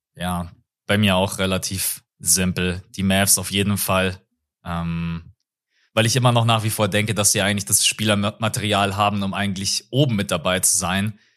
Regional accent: Bavaria, Germany; bei uns in Bayern

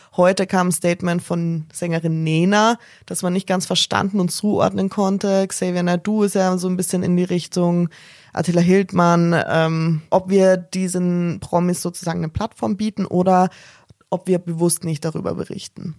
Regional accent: Styria, Austria; Als Österreicherin

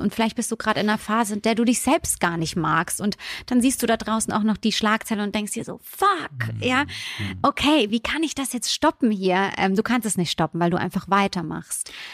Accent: Bürstadt, Hesse, Germany; also born or lived in Italy; ich komme vom Land in, aus der Nähe von Mannheim. Bürstadt heißt der Ort

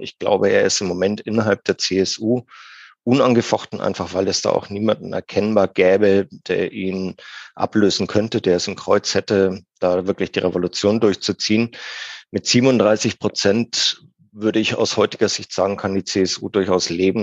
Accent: Franconia, Bavaria, Germany; now in Munich, Germany; im Herzen bin ich immer Franke. Das wird man auch nicht

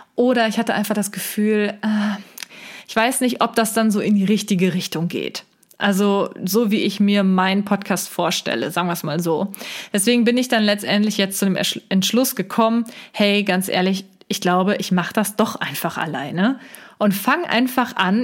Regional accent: near Cologne, North Rhine-Westphalia, Germany; komme ich aus der Nähe von Köln

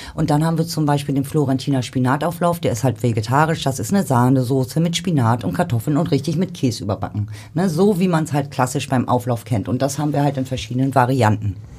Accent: Rostock, Mecklenburg-Vorpommern, Germany; now in Hamburg, Germany; aus Ostdeutschland damals, so wo ich herkomme. Ich komme aus Rostock.

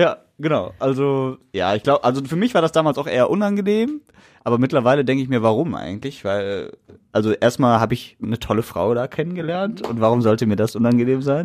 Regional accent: Essen, North Rhine-Westphalia, Germany; wir Ruhrgebietler oder wir Essener sind stolz auf unsere Stadt

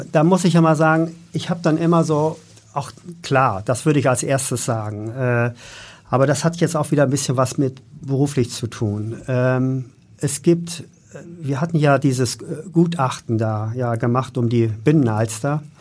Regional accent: Hamburg, Germany; ich bin eben jetzt hier in Hamburg groß geworden

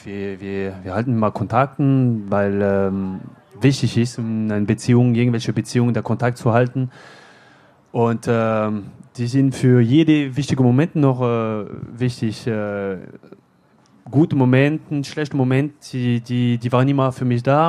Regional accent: France; German is a second language; moved away as an adult; now in Bochum, Germany; in Frankreich, ja, äh, in meiner Heimat

